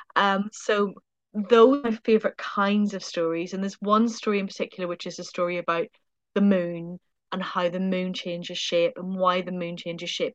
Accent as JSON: {"language": "English", "country": "Ireland", "moved": "yes", "said": "being Irish"}